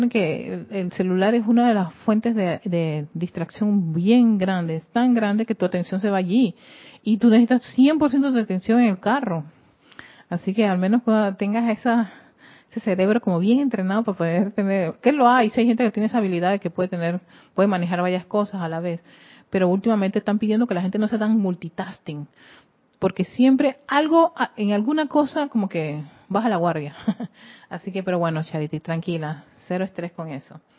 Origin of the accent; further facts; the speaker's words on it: Panama; y yo soy de Panamá Norte.